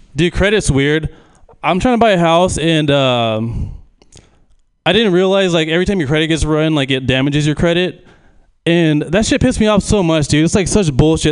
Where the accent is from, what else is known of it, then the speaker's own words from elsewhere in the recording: Manteca, California, United States; I'm from Manteca